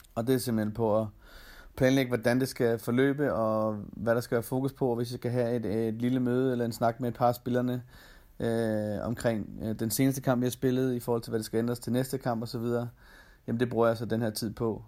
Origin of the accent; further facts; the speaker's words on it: Denmark; moved away as an adult; now in Austria; man har efterladt al familie og venner øh, hjemme i Danmark